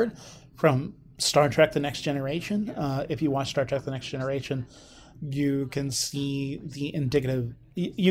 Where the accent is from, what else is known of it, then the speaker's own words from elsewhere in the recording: Oklahoma, United States; my home state, Broken Bow